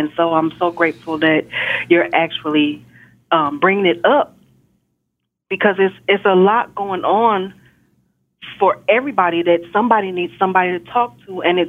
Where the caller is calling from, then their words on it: Texas, United States; I'm calling from Texas.